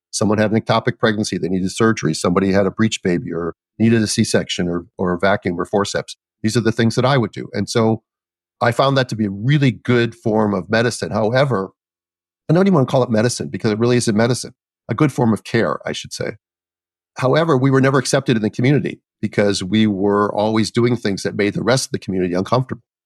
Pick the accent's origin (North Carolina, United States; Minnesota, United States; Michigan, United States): Minnesota, United States; I grew up in Minnesota